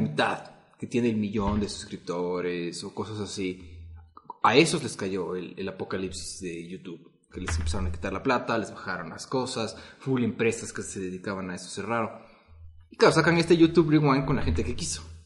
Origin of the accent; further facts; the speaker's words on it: Ecuador; nosotros somos millennials, pero nuestro millennial es diferente porque al vivir en Ecuador, en Latinoamérica